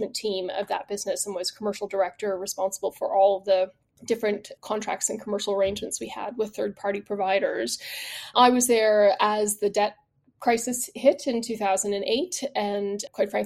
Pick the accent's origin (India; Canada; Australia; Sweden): Canada; moved away as an adult; also born or lived in Quebec; now in United Kingdom; I'm not British by birth, though I've lived here now for 22 years. I am Canadian by origin